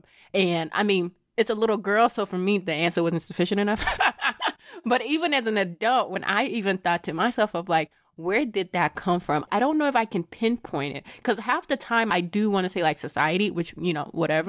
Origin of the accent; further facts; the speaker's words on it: Lagos, Nigeria; moved away; I was not born here. I was born in Lagos, Nigeria